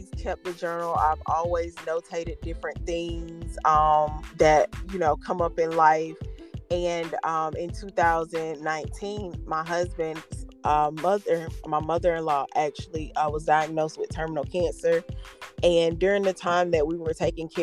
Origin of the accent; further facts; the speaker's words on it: Albany, Georgia, United States; I grew up about 3 hours south of Atlanta, hour north of Tallahassee, in a place called Albany